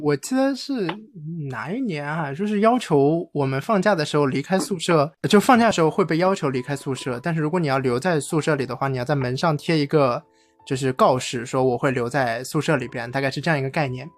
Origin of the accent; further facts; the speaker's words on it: China; 我们中国人